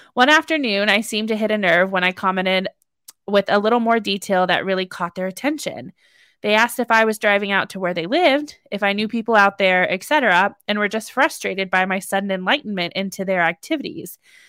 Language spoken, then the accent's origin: English; California, United States; I was born and raised in the San Francisco Bay Area, and when starting high school, we moved to the middle of nowhere in Northern California.